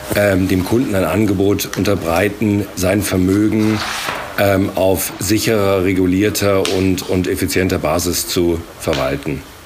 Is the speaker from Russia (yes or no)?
no; England, United Kingdom; moved away as an adult; also born or lived in Germany / London; now in Berlin, Germany; ich bin in Deutschland geboren, aber in England aufgewachsen und bin jetzt seit äh, drei Jahren hier in Berlin